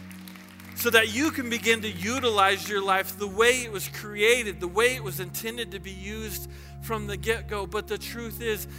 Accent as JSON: {"language": "English", "region": "the South", "country": "United States", "tie": "born or raised there", "said": "I grew up in the South"}